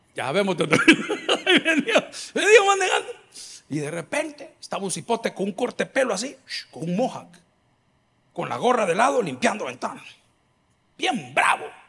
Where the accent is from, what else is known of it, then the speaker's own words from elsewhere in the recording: El Salvador; Nosotros como salvadoreños